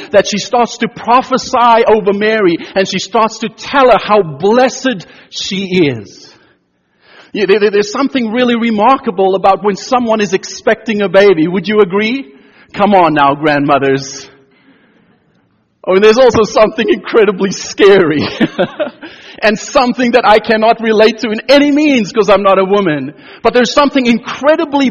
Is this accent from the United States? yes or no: no; South Africa; moved away; I grew up in South Africa during apartheid years, in our schools, both in primary and secondary education, we sang songs